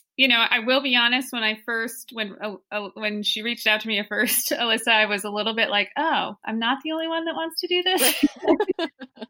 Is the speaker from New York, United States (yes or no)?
yes; the Adirondacks, New York, United States; I did grow up here